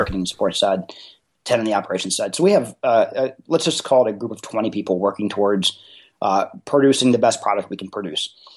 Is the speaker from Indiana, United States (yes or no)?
yes; Indianapolis, Indiana, United States; I'm from Indianapolis, but right here in the Midwest